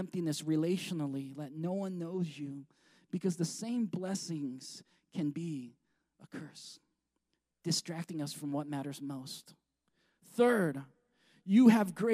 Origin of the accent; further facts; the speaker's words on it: United States; I'm American